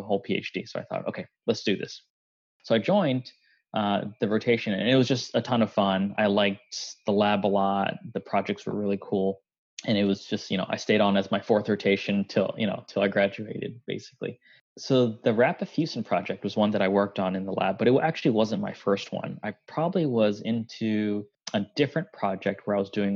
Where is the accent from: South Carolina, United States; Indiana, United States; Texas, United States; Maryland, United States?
Maryland, United States; Gaithersburg; also born or lived in Boston; I'm actually a Maryland native. I grew up in Gaithersburg.